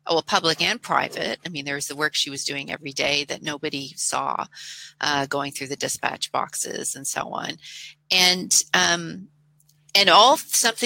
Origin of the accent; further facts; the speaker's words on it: Canada; I'm a Canadian